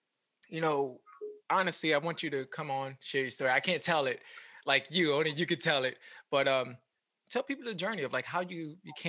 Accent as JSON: {"language": "English", "town": "New York City", "region": "New York", "country": "United States", "said": "I'm originally from the Bronx"}